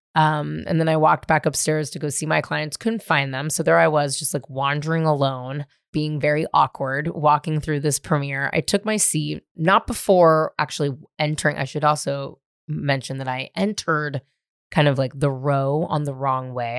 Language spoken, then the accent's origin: English; Marin County, California, United States; now in Los Angeles, United States; I was born and raised in Marin County